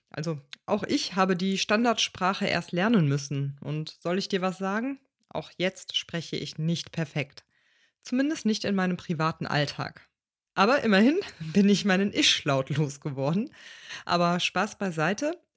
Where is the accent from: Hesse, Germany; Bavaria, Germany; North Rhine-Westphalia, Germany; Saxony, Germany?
North Rhine-Westphalia, Germany; Cologne; Ähm, wie du vielleicht weißt, bin ich in Köln aufgewachsen mein Vater ebenfalls und meine Mutter ist in jungen Jahren nach Köln gekommen. Und in unserem Dialekt existiert zum Beispiel der Ich-Laut gar nicht.